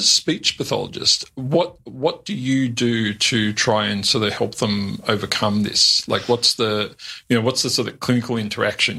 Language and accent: English; Australia; I'm a bogan from the Western Suburbs.